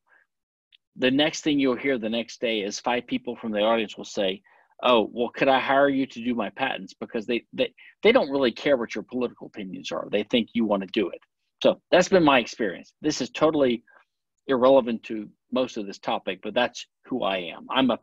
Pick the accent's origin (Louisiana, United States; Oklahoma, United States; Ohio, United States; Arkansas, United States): Louisiana, United States; also born or lived in Pennsylvania / Philadelphia / London; now in Houston, United States; I was born in Louisiana. I live in Texas